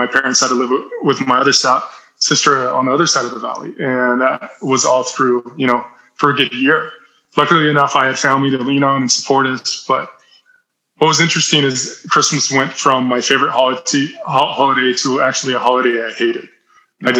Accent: Salt Lake City, Utah, United States; in the society I grew up in East Salt Lake City, I dealt with a lot of racism

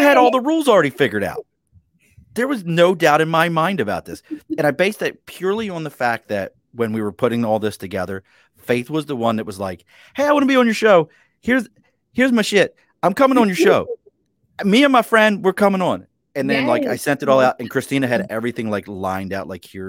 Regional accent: East Coast, United States; I mean, I grew up on the East Coast, you know, I saw the Reagan era, you know, shut it all down

